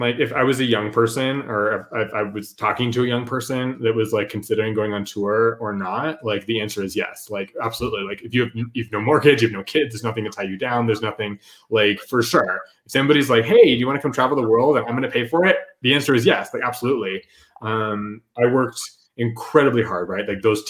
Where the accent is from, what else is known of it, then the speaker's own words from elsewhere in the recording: Houston, Texas, United States; now in Las Vegas, United States; well, I'm from Houston, but I live in Vegas, even though we'd been there, you know, for years and years and years.